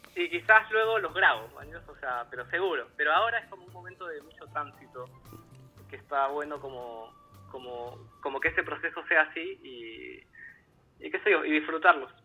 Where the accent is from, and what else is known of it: Peru; also born or lived in Buenos Aires, Argentina